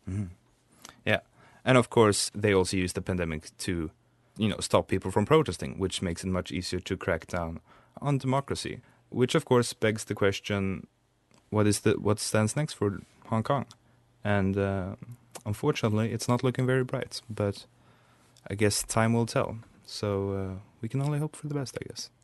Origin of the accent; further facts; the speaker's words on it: Sweden; we Swedes